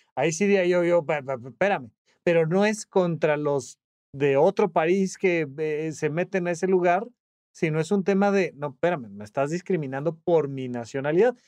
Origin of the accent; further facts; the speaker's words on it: Toluca, State of Mexico, Mexico; now in Mexico City, Mexico; yo soy de Toluca, me mudé a la Ciudad de México